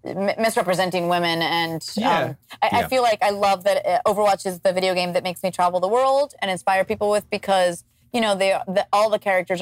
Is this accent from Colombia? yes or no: yes; Cali, Valle del Cauca, Colombia; moved away; the neighborhood I grew up with in Cali, which was the city I grew up in Colombia, was San Fernando.